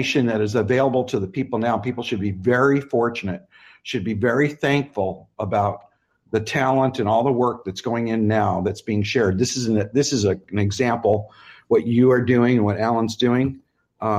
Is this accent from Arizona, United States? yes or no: yes; Arizona, United States; I grew up in Arizona